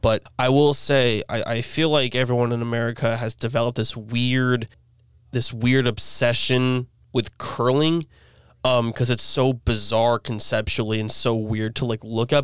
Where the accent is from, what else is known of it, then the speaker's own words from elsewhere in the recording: New York, United States; as a New Yorker